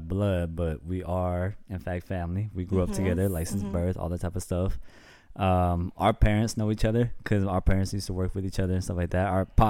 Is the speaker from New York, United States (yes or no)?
no; Bay Area, California, United States; moved away as an adult; also born or lived in Sacramento, California / Fontana, California / Menifee, California; now in San Diego, United States; I guess technically you could say I grew up in the Bay Area.